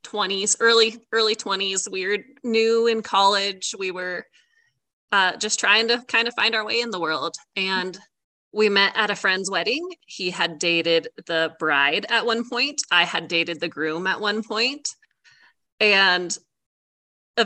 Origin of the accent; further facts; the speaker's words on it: Bend, Oregon, United States; I grew up in Central Oregon in Bend, and I was born and raised there